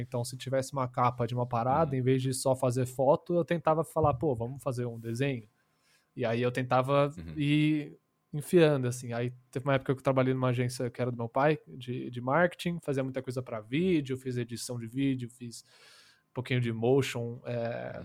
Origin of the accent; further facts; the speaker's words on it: Brazil; Portuguese is a second language; also born or lived in United States; Eu sou estadunidense, para não falar americano, né? E, mas eu moro aqui minha vida inteira. Eu vim